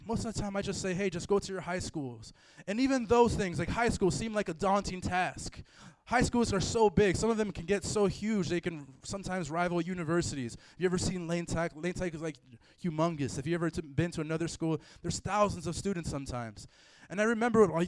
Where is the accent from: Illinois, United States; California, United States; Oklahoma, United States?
Illinois, United States; Chicago; I grew up in Chicago my whole entire life